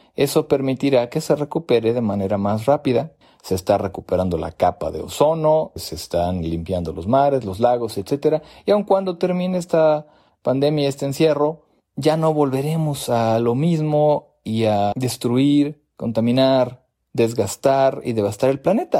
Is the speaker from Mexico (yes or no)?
yes; Mexico; also born or lived in United States; now in Mexico City, Mexico; yo soy mexicano y estoy transmitiendo esto, grabando esto desde desde la Ciudad de México